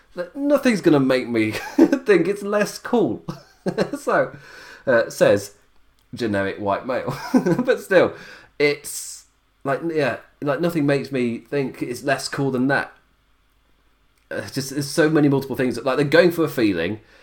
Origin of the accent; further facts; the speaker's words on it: England, United Kingdom; I'm English